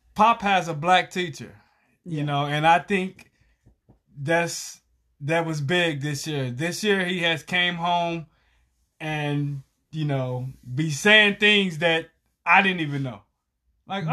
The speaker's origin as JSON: {"language": "English", "town": "Galveston", "region": "Texas", "country": "United States", "moved": "yes", "said": "I'm from Galveston, which is a small town"}